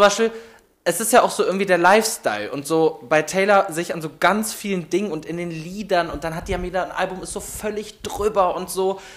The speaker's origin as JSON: {"language": "German", "town": "Meerbusch", "region": "North Rhine-Westphalia", "country": "Germany", "tie": "born or raised there", "moved": "as an adult", "lives_now": "Cologne, Germany", "said": "ich komme gebürtig aus Meerbusch, das äh, Düsseldorf da hinten"}